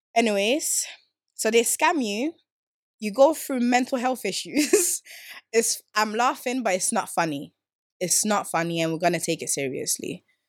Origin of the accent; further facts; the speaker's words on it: Stockholm, Stockholm County, Sweden; moved away as an adult; now in England; I grew up in Sweden, Stockholm, south of South.